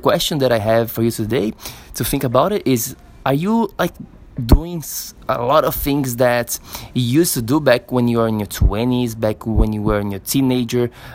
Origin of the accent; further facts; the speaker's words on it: Florianópolis, Santa Catarina, Brazil; here in Florianópolis, my hometown in Brazil